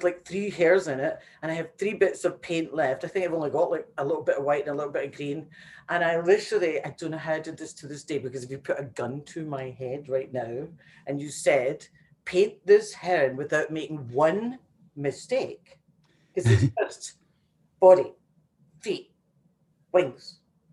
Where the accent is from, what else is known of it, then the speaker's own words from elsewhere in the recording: Glasgow, Scotland, United Kingdom; moved away; also born or lived in New York; growing up in Glasgow in a tenement